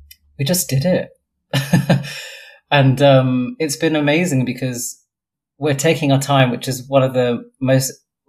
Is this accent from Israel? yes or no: no; London, United Kingdom; also born or lived in Brighton; I was born in West London. I'm sitting in the house I have lived in all my life.